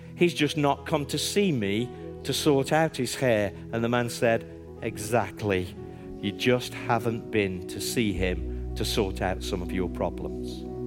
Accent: Stoke-on-Trent, West Midlands, United Kingdom; I'm from Stoke on Trent

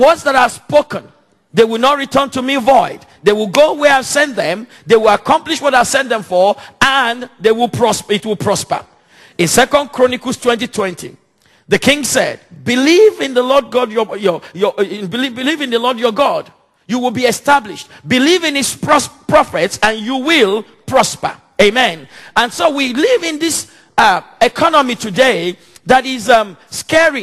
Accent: Nigeria; now in London, United Kingdom; Nigeria, my home country where I come from

